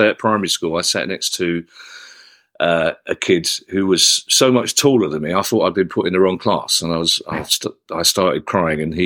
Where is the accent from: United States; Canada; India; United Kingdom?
United Kingdom; London; growing up in South London in the 70s